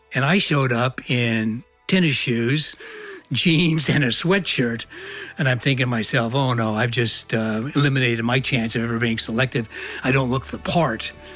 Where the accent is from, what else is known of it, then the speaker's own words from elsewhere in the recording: Iowa, United States; moved away as an adult; I was born in Iowa, in a small town. I was raised there